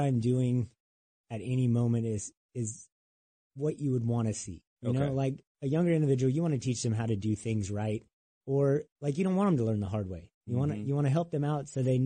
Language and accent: English; Southern California, United States; also born or lived in Phoenix; now in North Carolina, United States; we grew up not maybe 2 hours from each other. So we're both from Southern California